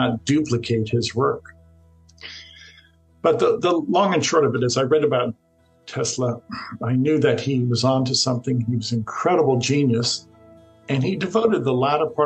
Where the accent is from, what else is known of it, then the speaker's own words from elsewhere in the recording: Florida, United States; I'm from Florida.